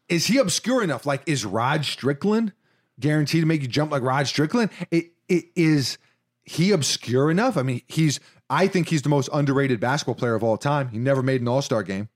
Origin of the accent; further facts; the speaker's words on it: New York, United States; in my D N A as a New Yorker